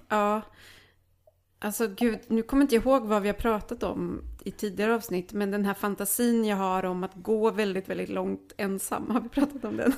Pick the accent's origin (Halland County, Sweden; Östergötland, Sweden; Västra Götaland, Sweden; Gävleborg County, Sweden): Västra Götaland, Sweden; Lidköping; moved away; hemma hos mm. dem i Lidköping som är ehm. så här, alltså en fucking idyllisk småstad i Västergötland